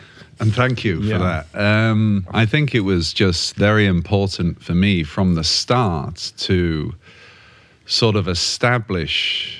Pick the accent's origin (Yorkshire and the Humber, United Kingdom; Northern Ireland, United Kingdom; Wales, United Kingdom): Yorkshire and the Humber, United Kingdom; as a Yorkshireman from North England, you know, you always used to hear, don't ever change.